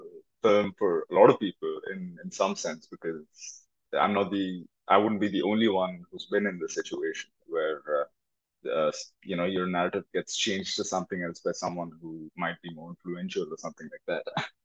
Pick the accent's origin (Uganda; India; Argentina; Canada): India; now in Los Angeles, United States; I'm from India.